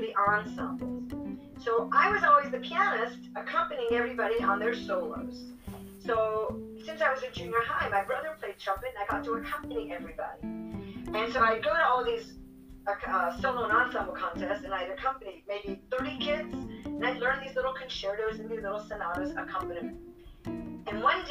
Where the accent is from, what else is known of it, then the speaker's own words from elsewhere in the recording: Orlando, Florida, United States; also born or lived in Switzerland; I grew up here in Orlando.